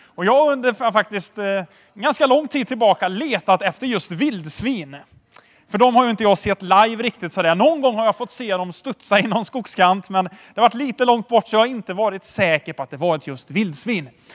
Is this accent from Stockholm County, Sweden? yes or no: no; Tidaholm, Västra Götaland, Sweden; jag är uppväxt i Tidaholm